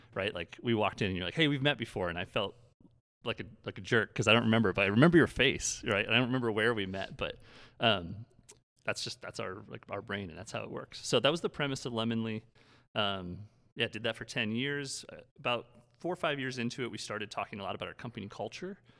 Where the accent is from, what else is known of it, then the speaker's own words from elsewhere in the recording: Brookings, South Dakota, United States; a bar downtown Brookings, my hometown